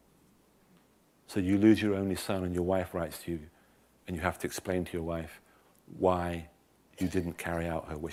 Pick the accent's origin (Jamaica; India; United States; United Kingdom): United Kingdom; England; I'm an Englishman